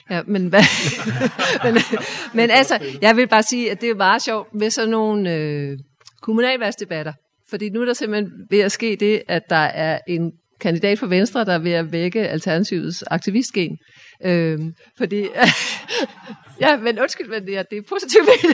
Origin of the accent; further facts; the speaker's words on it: Humlebæk, Capital Region of Denmark, Denmark; Jeg kommer selv fra Humlebæk